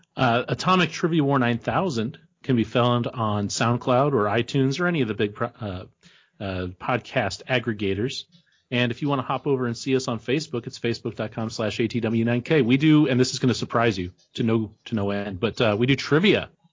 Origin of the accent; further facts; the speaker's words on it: New York, United States; now in Ohio, United States; I'm originally from New York